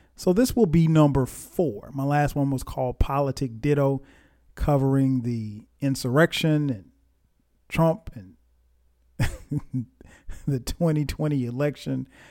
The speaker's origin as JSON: {"language": "English", "town": "Florence", "region": "South Carolina", "country": "United States", "tie": "born or raised there", "said": "I grew up in Florence, South Carolina"}